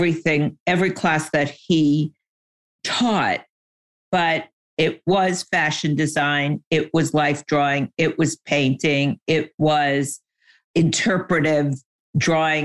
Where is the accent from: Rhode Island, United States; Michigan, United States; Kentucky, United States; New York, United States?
New York, United States; I grew up in New York and my dad was in the fashion industry